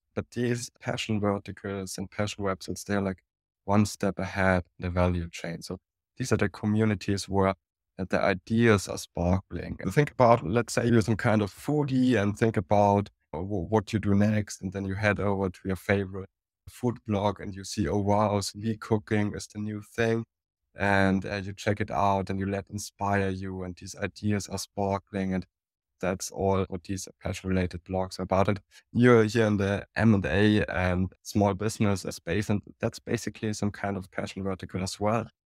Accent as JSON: {"language": "English", "town": "Munich", "region": "Bavaria", "country": "Germany", "accent": "German", "second_language": "English", "lives_now": "Burghausen, Germany", "said": "I'm from Munich"}